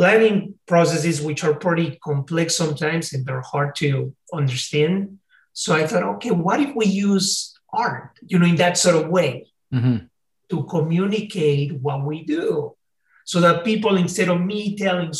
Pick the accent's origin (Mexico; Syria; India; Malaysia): Mexico; Mexico City; English is a second language; also born or lived in California, United States; now in United States; I came from Mexico City